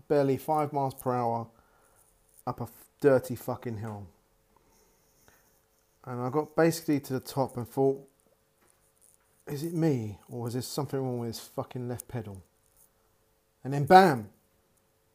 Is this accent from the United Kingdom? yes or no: yes; United Kingdom; I'm British